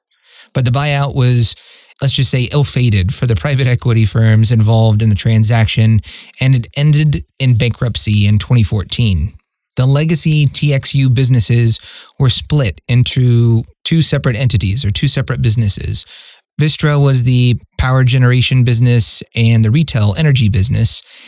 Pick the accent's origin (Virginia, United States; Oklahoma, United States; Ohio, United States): Oklahoma, United States; my home state of Oklahoma